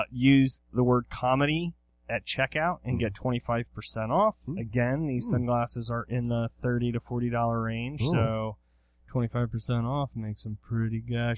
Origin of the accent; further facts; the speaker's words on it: Eastern Shore, Maryland, United States; I grew up on the Eastern Shore